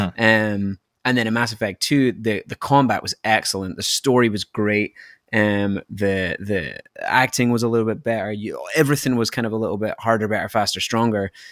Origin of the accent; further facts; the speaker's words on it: Scotland, United Kingdom; moved away; from my accent that I'm not from, uh, I'm not from Canada, I'm from Scotland